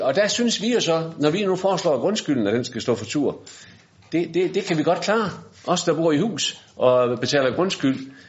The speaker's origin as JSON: {"language": "Danish", "town": "Bramming", "region": "Southern Denmark", "country": "Denmark", "said": "Jeg kommer fra Bramming"}